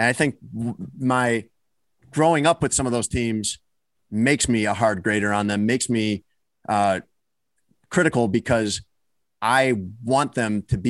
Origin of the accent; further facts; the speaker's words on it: Chicago, Illinois, United States; moved away as an adult; also born or lived in Miami; I grew up in Chicago.